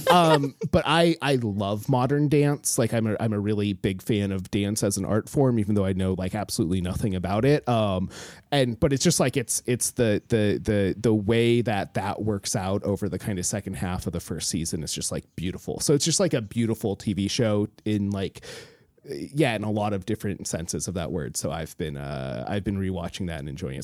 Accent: Alaska, United States; I grew up in Alaska, like, on the coast

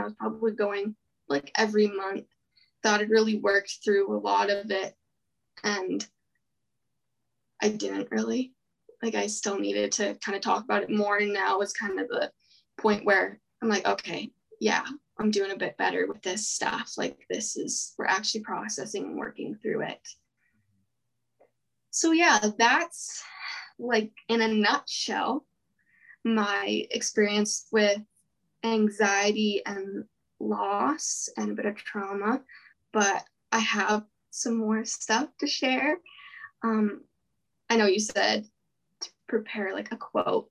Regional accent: Penticton, British Columbia, Canada; I grew up in Penticton

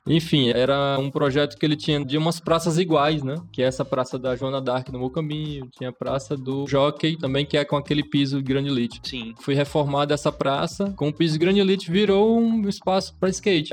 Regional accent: Teresina, Piauí, Brazil; also born or lived in Brasília; Eu sou natural de Teresina, sempre morei aqui na Zona Leste, no bairro Ninga.

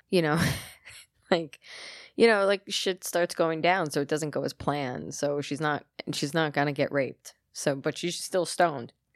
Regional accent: United States; I'm American

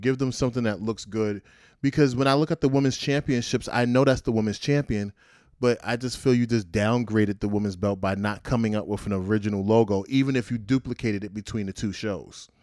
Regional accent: New York City, New York, United States; I'm from Brownsville, Brooklyn

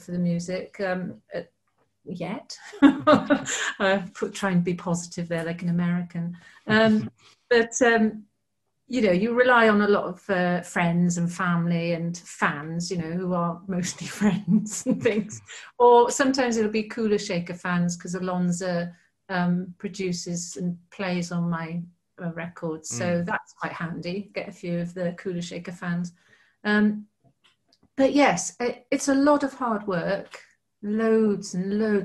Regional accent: United Kingdom; I'm very British

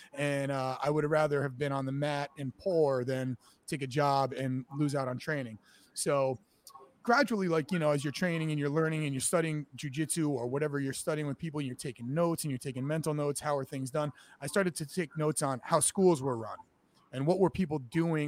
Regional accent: New Haven, Connecticut, United States; now in Boston, United States; I'm from Connecticut, actually. I'm from uh, New Haven, and I grew up a wrestler.

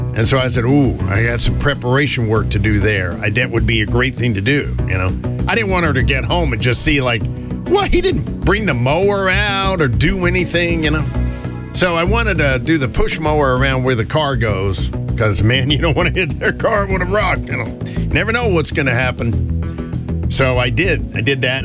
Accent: North Carolina, United States; now in Hudson Valley, United States; back home growing up in North Carolina

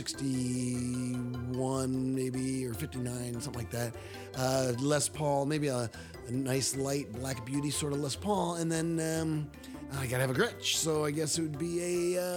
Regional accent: East Coast, United States; I'm from the East Coast where they always pronounce it sherbet

